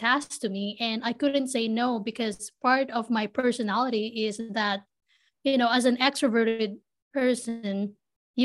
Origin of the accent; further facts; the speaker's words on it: Philippines; moved away; I was born and raised in the Philippines. I grew up in the city